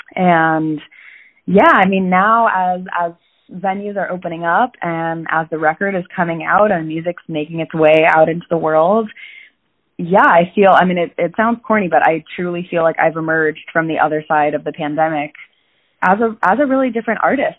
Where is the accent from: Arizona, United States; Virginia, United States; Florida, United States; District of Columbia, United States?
Virginia, United States; Falls Church; I grew up in Falls Church, Virginia, which is right outside of DC